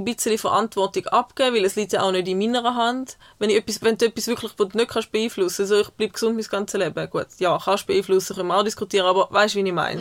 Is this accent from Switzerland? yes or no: yes; Switzerland; ich als Schweizer